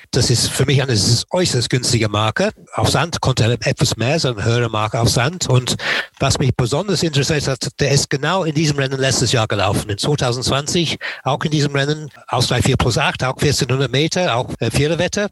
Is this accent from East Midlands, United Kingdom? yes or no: yes; Nottingham, East Midlands, United Kingdom; German is a second language; moved away; ich bin in Nottingham geboren und aufgewachsen